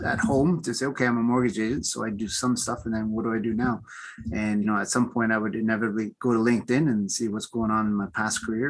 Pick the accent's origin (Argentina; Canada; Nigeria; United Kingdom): Canada; Toronto, Ontario; also born or lived in Peru / Bermuda; I was born in Peru. Right? I was raised in Toronto. I came here when I was young with family and all that stuff. So pretty much grew in the GTA area